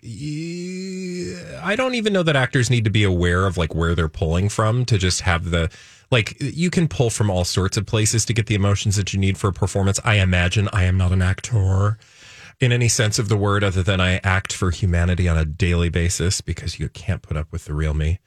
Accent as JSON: {"language": "English", "region": "Minnesota", "country": "United States", "said": "as a Minnesotan"}